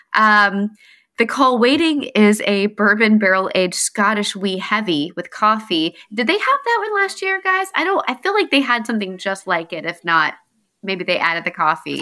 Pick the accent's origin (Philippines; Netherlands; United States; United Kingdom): United States; North Carolina; moved away; I'm from North Carolina